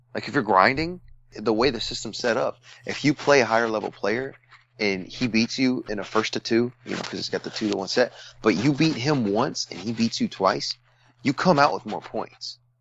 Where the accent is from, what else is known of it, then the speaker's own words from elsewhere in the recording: United States; as Americans